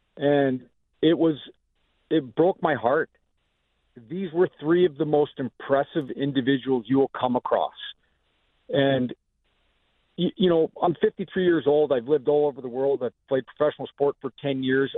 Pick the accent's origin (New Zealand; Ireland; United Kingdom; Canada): Canada; now in United States; I'm Canadian born, but I'm an American citizen now